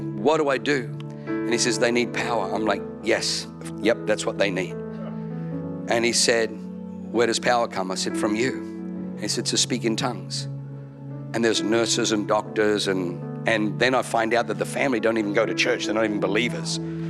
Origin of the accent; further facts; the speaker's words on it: Germany; born there; I know, I was born in Germany.